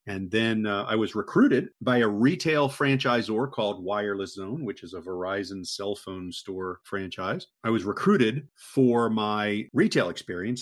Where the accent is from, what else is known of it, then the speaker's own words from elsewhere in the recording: Maryland, United States; moved away as an adult; also born or lived in Texas / Connecticut / Gulf Coast of Florida; now in Florida, United States; I grew up in uh, in Maryland, right outside the Washington D.C. area, and then moved to Texas to go to college